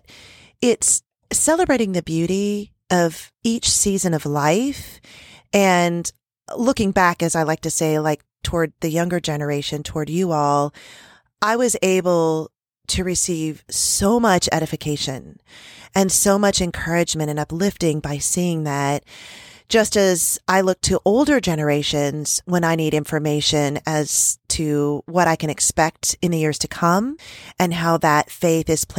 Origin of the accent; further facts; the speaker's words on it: California, United States; moved away as an adult; now in Kansas, United States; I'm from California